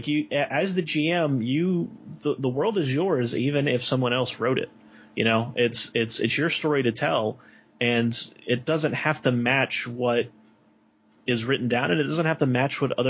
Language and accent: English; New Orleans, Louisiana, United States; I'm from New Orleans, and when Katrina hit, everyone I knew left.